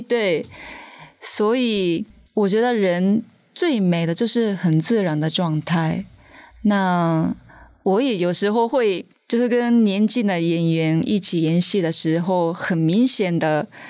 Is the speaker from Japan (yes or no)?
yes; Tokyo, Japan; first language Japanese; Chinese is a second language; moved away as an adult; now in Taiwan; 我的家乡还是日本东京